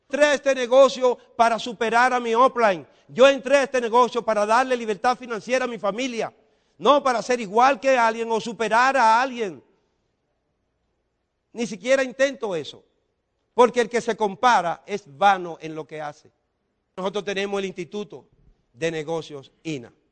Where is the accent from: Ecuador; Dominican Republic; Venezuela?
Dominican Republic; Porque en República Dominicana, los dominicanos no lo entendemos.